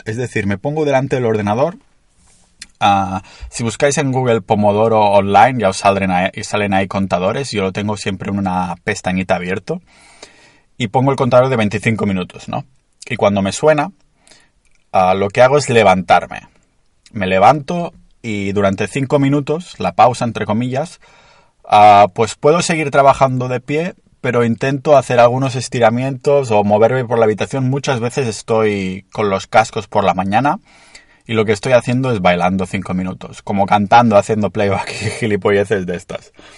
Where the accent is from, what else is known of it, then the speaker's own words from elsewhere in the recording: a town near Barcelona, Catalonia, Spain; estoy en mi pueblo cerca de Barcelona